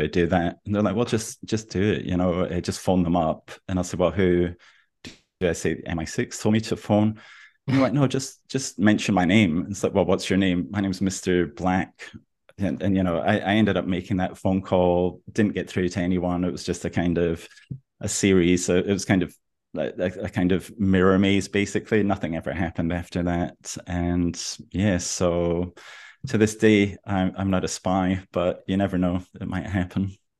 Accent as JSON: {"language": "English", "town": "Aberdeen", "region": "Scotland", "country": "United Kingdom", "tie": "born or raised there", "moved": "yes", "lives_now": "Melbourne, Australia", "said": "I come from Aberdeen, which is Scotland's third largest city"}